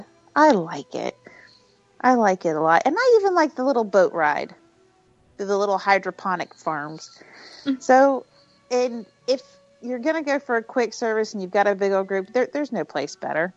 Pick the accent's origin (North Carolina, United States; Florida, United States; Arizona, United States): Florida, United States; When I was a kid growing up in Florida, I lived on a creek